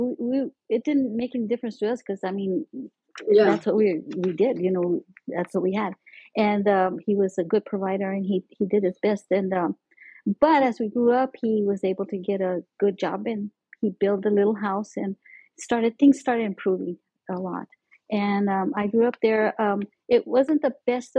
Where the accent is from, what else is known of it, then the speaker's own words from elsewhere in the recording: Montezuma, New Mexico, United States; also born or lived in Arizona / Pueblo, Colorado; I grew up in Montezuma, New Mexico. That's like about 20 miles north of Las Vegas, New Mexico, up in the mountains